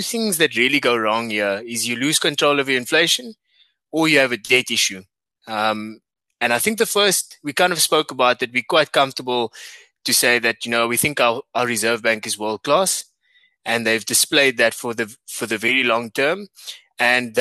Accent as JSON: {"language": "English", "country": "South Africa", "said": "As a South African"}